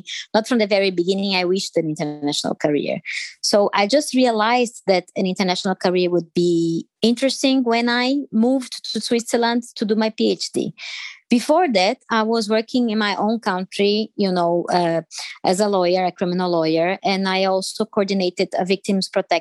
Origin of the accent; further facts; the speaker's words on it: Brazil; first language Portuguese; English is a second language; moved away as an adult; I'm originally from Brazil